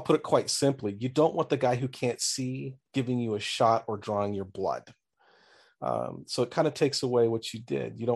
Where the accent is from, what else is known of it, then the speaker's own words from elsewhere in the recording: Southern California, United States; moved away as an adult; now in Springfield, United States; I grew up originally in Southern California for the first 48 years of my life